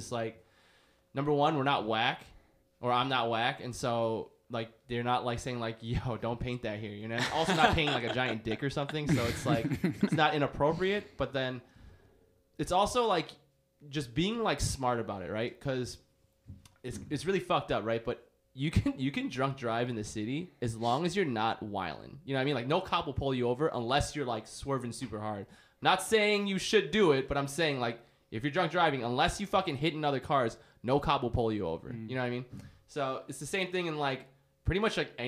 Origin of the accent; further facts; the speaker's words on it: Chicago, Illinois, United States; I'm from here. I'm from Chicago. I was born in Edgewater.